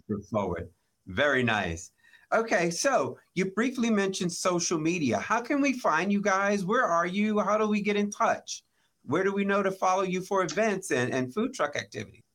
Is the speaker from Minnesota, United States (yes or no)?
no; Maryland, United States; I grew up in Maryland